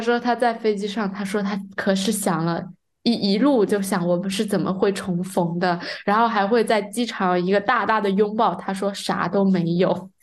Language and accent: Chinese; China; moved away; 我们中国人